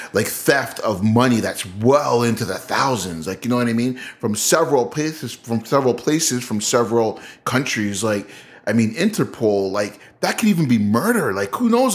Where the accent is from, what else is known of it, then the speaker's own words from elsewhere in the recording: Canada; this is a Canadian show, that we're Canadian